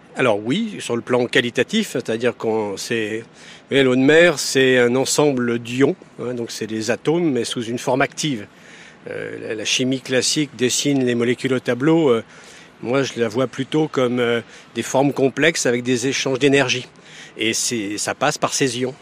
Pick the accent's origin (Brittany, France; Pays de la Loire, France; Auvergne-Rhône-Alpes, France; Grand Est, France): Brittany, France; Quimper; je suis né à Quimper. J'ai vécu tout le temps au bord de l'eau.